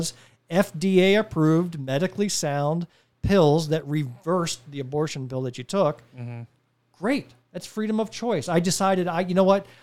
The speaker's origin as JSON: {"language": "English", "region": "New Jersey", "country": "United States", "tie": "born or raised there", "moved": "yes", "lives_now": "South Carolina, United States", "said": "I grew up in New Jersey"}